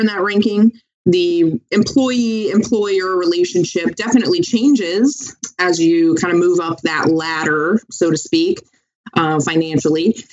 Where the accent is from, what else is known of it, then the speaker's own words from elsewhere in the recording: Tampa, Florida, United States; now in Washington, D.C. area, United States; am born and raised in Tampa, and then um, lived in a couple of different um, couple different areas of the country